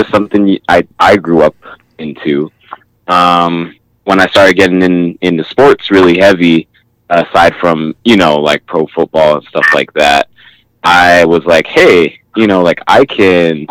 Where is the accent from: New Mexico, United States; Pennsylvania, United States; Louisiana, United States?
New Mexico, United States; Albuquerque; I grew up in Albuquerque.